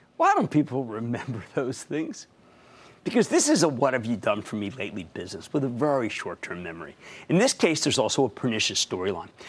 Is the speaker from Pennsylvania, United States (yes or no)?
yes; Philadelphia, Pennsylvania, United States; my hometown